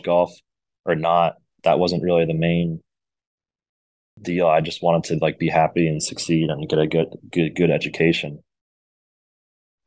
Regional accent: Rhode Island, United States; moved away as an adult; also born or lived in Georgia; I was coming from Rhode Island, and I was a huge fish in a very small pond

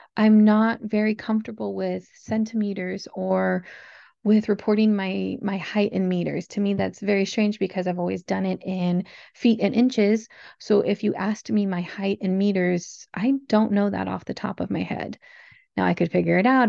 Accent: United States

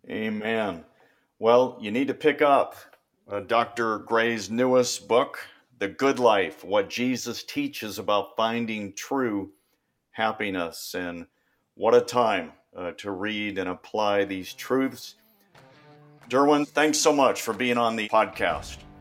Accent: Bay Area, California, United States; I grew up in the Bay Area, you know, forty-niners and Raiders.

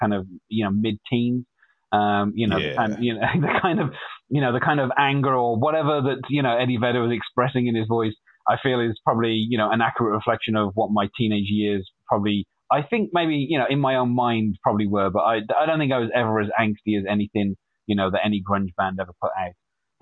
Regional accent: Wolverhampton, West Midlands, United Kingdom; I'm from a city called Wolverhampton, which is in the Midlands, in the UK, or more specifically in the Midlands of England

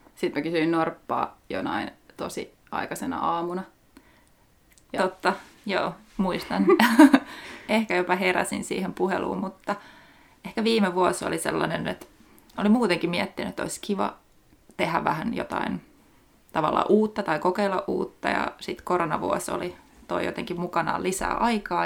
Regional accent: Lahti, Päijät-Häme, Finland; moved away as an adult; also born or lived in Vienna, Austria / Birmingham, United Kingdom; nyt sitten paluumuuttajana takaisin Lahdessa ko- alkuperäisessä kotikaupungissani

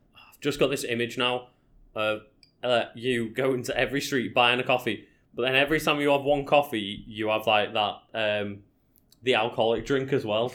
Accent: Liverpool, North West England, United Kingdom; where are you from? Oh, Liverpool

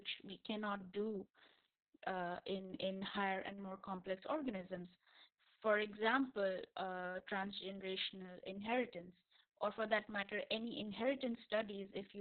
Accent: India; moved away as an adult; also born or lived in Germany; now in Saudi Arabia; I come from India

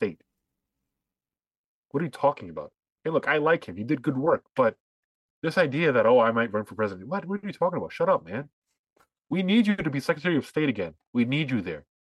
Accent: New Jersey, United States; we're from New Jersey.

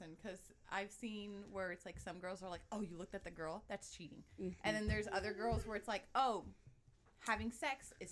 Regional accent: California, United States; I'm actually from California

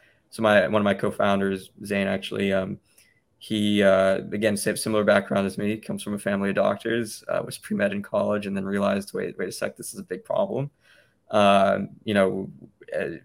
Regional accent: Memphis, Tennessee, United States; moved away as an adult; also born or lived in Cambridge, Massachusetts / New York; I was born and raised in Memphis

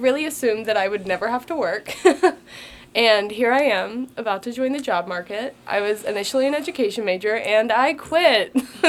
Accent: Cincinnati, Ohio, United States; Yeah, Cincinnati, Ohio.

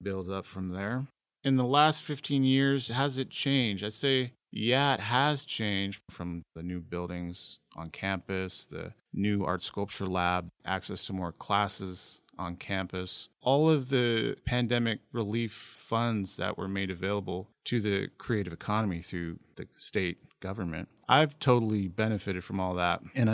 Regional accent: Sacramento, California, United States; I've been in Sacramento my whole life.

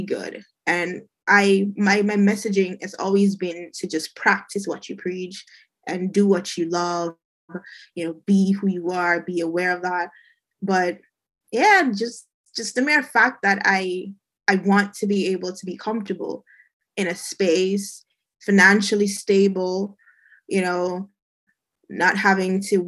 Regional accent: Jamaica; moved away as an adult; I was born and raised in Jamaica

